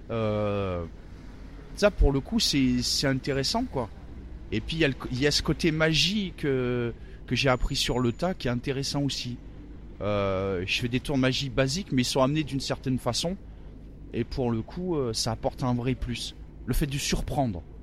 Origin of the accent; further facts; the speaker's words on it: Lyon, Auvergne-Rhône-Alpes, France; euh, À Lyon, à Lyon. Ouais.